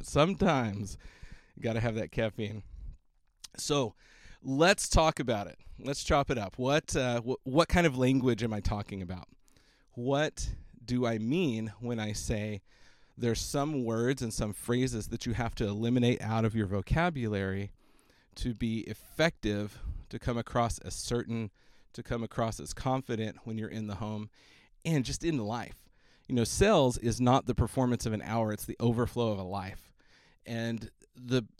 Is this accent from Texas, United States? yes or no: yes; Austin, Texas, United States; it's in my hometown